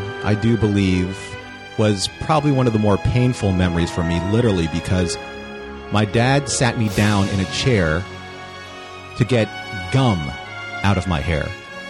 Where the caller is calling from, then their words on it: Huntington Beach, California, United States; I am calling in from Huntington Beach, California.